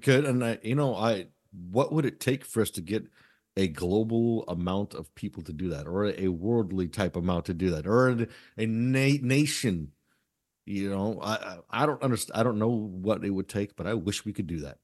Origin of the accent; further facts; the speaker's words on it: United States; we as this American public